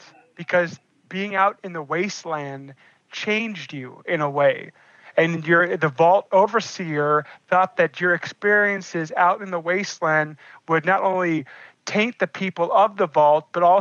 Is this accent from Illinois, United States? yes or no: no; Alaska, United States; as Alaskans, because you know here in Alaska